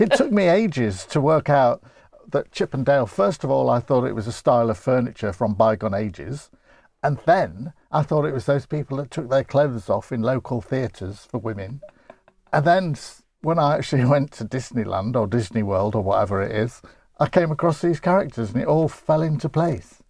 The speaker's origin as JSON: {"language": "English", "town": "Grimsby", "region": "Yorkshire and the Humber", "country": "United Kingdom", "accent": "Grimsby", "said": "I'm from Grimsby"}